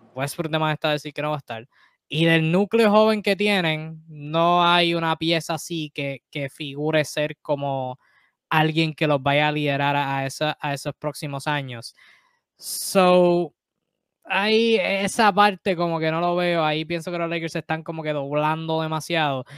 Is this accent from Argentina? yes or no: no; Puerto Rico; nosotros boricuas